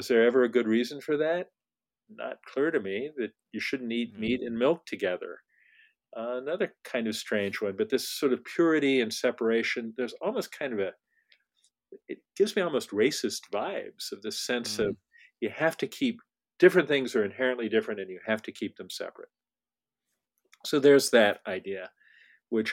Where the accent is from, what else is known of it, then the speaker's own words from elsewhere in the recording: California, United States; I'm a Californian